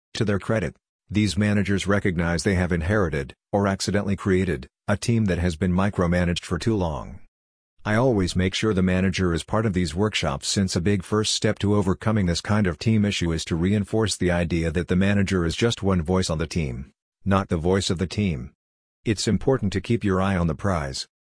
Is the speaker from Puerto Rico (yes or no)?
no; Canada; I'm Canadian